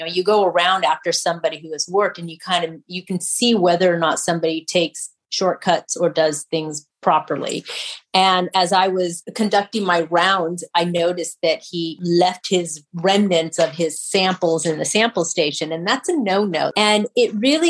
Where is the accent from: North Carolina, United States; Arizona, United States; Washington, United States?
Arizona, United States; Kingman; moved away; I grew up in Kingman, Arizona